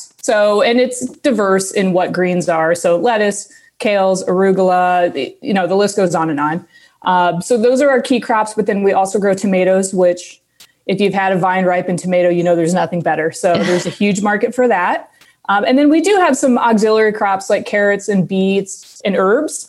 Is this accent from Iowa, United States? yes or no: yes; Des Moines, Iowa, United States; I grew up here in Des Moines